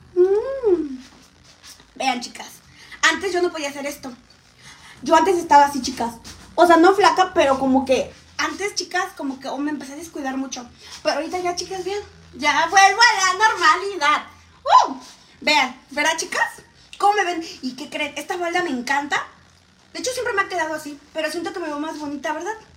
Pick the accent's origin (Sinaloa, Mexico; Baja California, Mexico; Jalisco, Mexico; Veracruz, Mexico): Veracruz, Mexico; Xalapa; now in Mexico City, Mexico; De Ciudad de Jalapa, chicas. Pero ahorita vivo en Ciudad de México